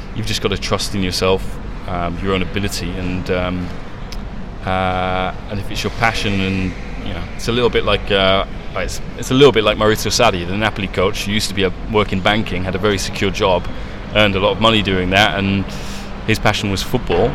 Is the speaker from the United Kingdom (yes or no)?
yes; England, United Kingdom; moved away as an adult; also born or lived in Italy; an English guy growing up in English, growing up in England